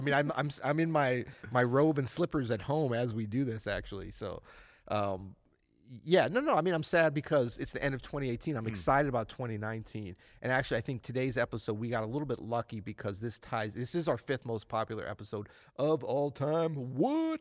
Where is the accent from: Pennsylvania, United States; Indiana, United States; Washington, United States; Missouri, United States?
Missouri, United States; St. Louis; accent: southern; also born or lived in Florida; I was from Florida, and I moved to St. Louis, and some kids made fun of me, so I started talking more proper.